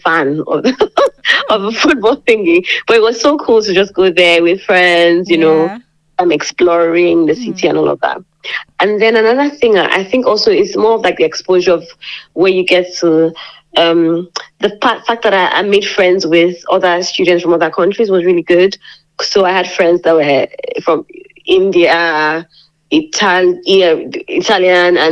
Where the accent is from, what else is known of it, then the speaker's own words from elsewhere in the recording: Lagos, Nigeria; moved away as an adult; also born or lived in Obudu, Cross River, Nigeria; now in Lincoln, United Kingdom; I am from Nigeria. Precisely, I am, you know, an Obudu girl, but I grew up in Lagos, Nigeria.